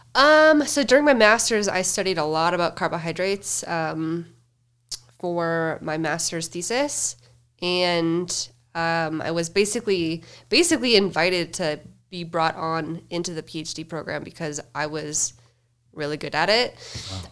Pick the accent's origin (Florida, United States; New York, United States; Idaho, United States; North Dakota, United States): North Dakota, United States; Fargo; moved away as an adult; now in Denver, United States; I grew up in good old Fargo, North Dakota